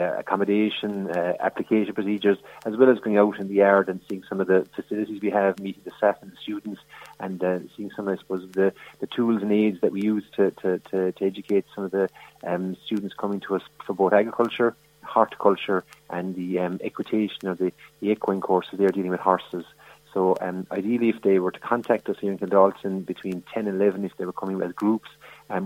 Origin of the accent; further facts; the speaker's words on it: Whitegate, Munster, Ireland; moved away as an adult; now in Piltown, Ireland; I'm from Whitegate in East Cork myself.